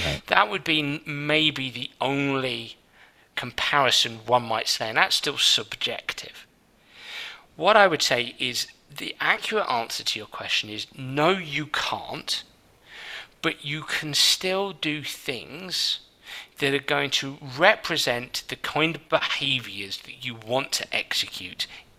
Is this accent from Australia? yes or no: no; England, United Kingdom; I'm an Englishman, yeah.